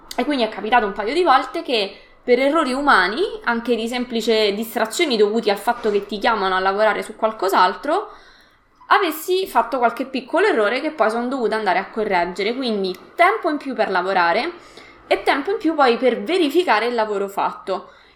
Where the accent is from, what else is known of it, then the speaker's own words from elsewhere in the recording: Latina, Lazio, Italy; also born or lived in Rome; sono di Latina e quindi ho frequentato l'università a Roma